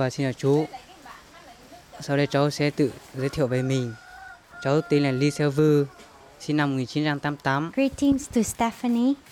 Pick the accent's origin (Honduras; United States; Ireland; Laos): Laos; Luang Prabang Province; Cú Tho I come from Long Longland Village. Luang Prabang Province.